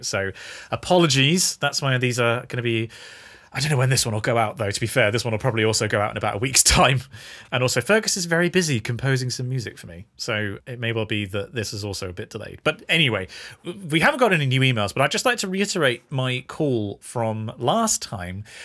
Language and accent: English; United Kingdom; we're British